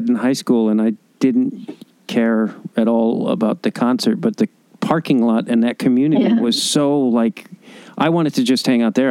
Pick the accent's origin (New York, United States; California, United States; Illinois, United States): Illinois, United States; Chicago; moved away; I'm originally from Chicago.